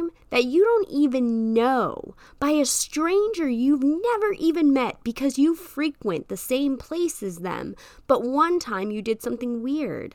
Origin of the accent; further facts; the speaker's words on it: United States; I'm American